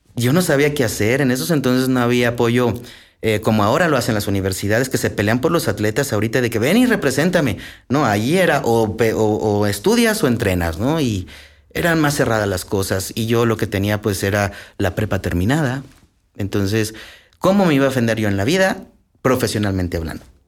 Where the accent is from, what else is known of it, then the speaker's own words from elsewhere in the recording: Aguascalientes, Mexico; yo soy originario de Aguascalientes, allá nací